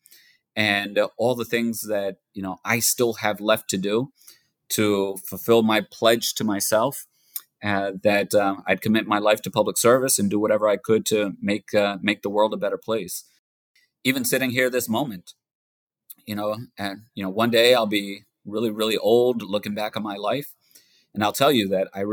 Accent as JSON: {"language": "English", "country": "United States", "tie": "born or raised there", "said": "I was born here in the United States. I was born a year after my parents came over. And so I'm a natural born citizen of the United States, but I was raised in an immigrant household, raised in an immigrant community."}